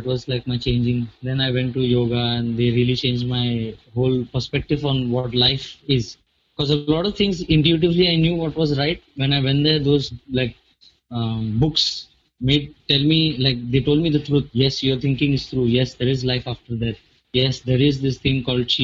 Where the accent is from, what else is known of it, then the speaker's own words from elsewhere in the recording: India; English is a second language; as an Indian